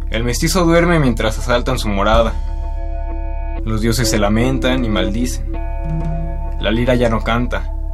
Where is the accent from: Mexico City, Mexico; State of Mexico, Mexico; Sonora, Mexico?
State of Mexico, Mexico; Tizapán de Zaragoza; soy del Estado de México, de Tizapán de Zaragoza. Tengo 19 años